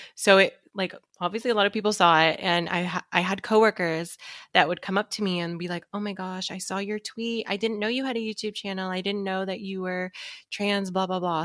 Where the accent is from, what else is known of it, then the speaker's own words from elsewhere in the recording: Seattle, Washington, United States; I'm from Seattle